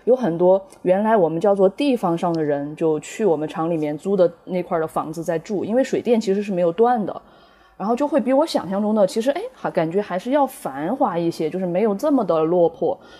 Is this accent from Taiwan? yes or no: no; Yibin, Sichuan, China; moved away as an adult; now in Chengdu, China; 我是在宜宾出生的，然后我现在是因为大学毕业，我后来就一直待在成都。